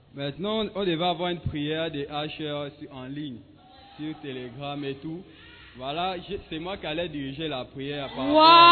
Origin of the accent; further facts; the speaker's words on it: Gabon; now in Ghana; depuis chez moi au Gabon